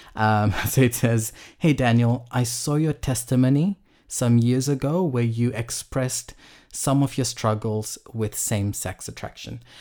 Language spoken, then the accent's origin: English; Fiji; I grew up in Fiji